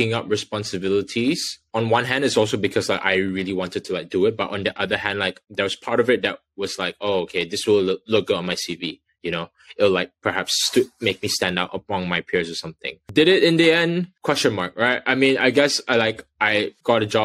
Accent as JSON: {"language": "English", "country": "Malaysia", "also_born_or_lived": "Exeter, United Kingdom", "moved": "yes", "lives_now": "London, United Kingdom", "said": "I'm from Malaysia"}